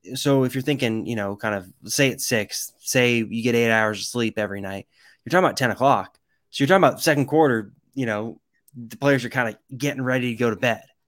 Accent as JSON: {"language": "English", "area": "the Bay Area", "region": "California", "country": "United States", "moved": "yes", "said": "I'm from the Bay Area"}